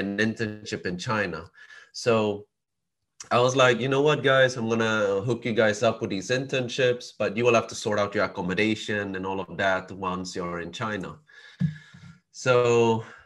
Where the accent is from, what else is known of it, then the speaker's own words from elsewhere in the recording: Sweden; I was born and raised in Sweden